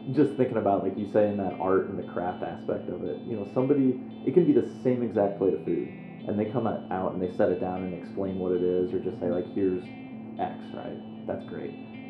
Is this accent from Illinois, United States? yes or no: yes; Moline, Illinois, United States; moved away as an adult; now in Chicago, United States; I grew up in Moline, Illinois